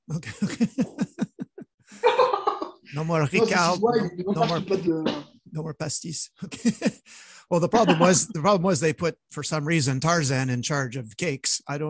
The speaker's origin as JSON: {"language": "English", "town": "Montreal", "region": "Quebec", "country": "Canada", "said": "because I come from Montreal"}